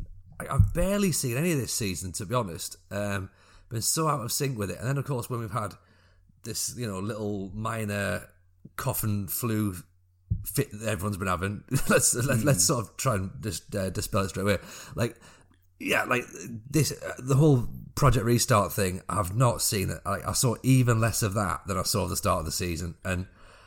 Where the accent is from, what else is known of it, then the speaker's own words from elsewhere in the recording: the north of England, United Kingdom; I'm from the north of England and I support Scotland.